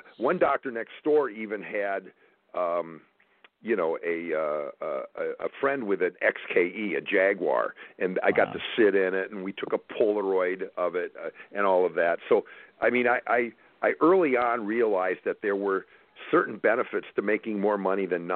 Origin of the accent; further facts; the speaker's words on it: Wausau, Wisconsin, United States; moved away; also born or lived in Madison, Wisconsin; we grew up in the same small town in central Wisconsin, right. Wausau, Wisconsin. And I was born in Madison